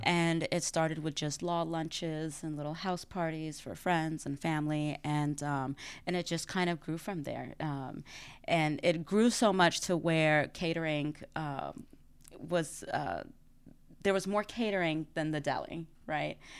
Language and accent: English; Dallas, Texas, United States; moved away as an adult; now in New Orleans, United States; I am originally from Dallas